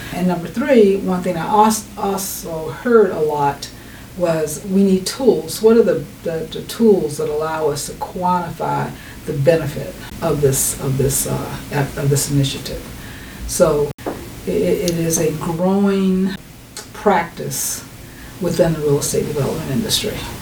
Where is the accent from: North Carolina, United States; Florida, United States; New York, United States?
North Carolina, United States; I'm from North Carolina